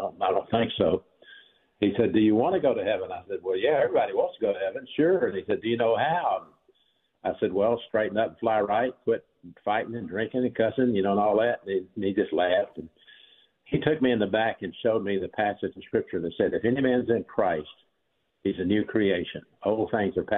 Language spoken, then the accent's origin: English; Birmingham, Alabama, United States; I'm from Birmingham, Alabama, is where I grew up.